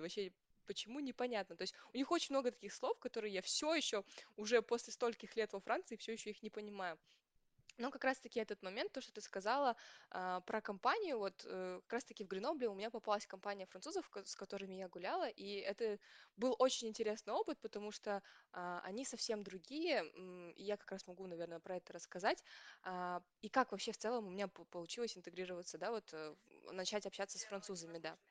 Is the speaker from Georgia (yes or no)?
no; Kazakhstan; moved away as an adult; now in France; мы, казахи